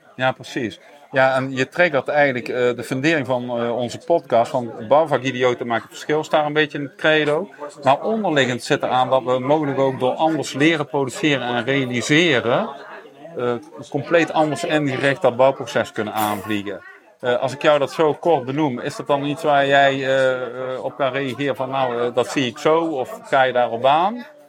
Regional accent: Netherlands; uit mijn geboortedorp Arsen

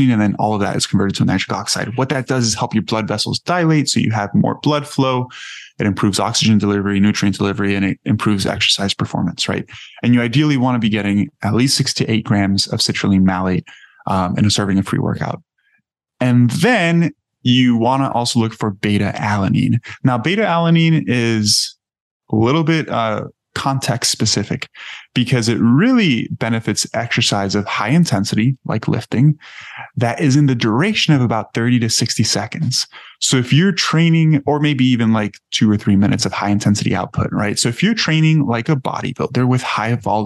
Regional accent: Miami, Florida, United States; I grew up in Miami

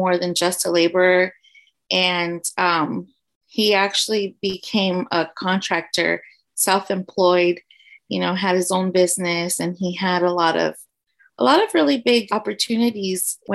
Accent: San Antonio, Texas, United States; also born or lived in Houston; I grew up in the south side of San Antonio.

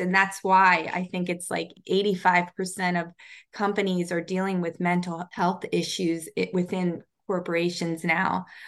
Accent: Baltimore, Maryland, United States

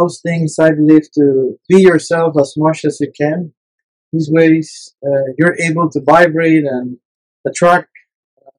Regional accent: San José, Costa Rica; also born or lived in La Fortuna, Costa Rica; I grew up in San Jose, a small and crowded city

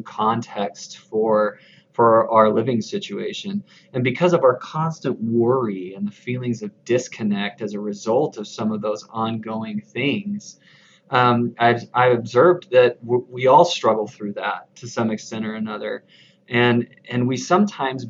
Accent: the South and the desert Southwest, United States; now in Utah, United States; I grew up in the South and in the desert Southwest, but now I'm here raising my family in Utah

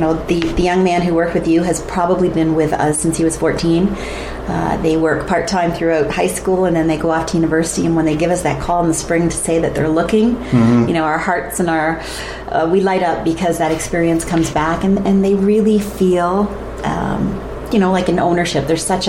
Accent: Bradford, Ontario, Canada; and I come from Bradford.

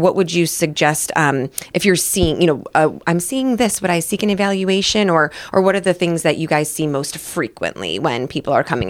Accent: Lakewood, Ohio, United States; moved away; I grew up in Lakewood, right outside of Cleveland

